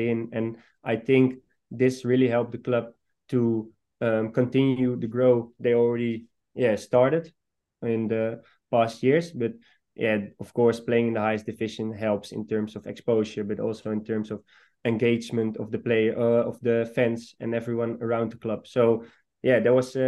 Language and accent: English; Almere, Flevoland, Netherlands; I was born in Almere, so I've seen the club grow when I was, for example, 12 or 13. Every Friday night, me and some friends of me were going to the stadium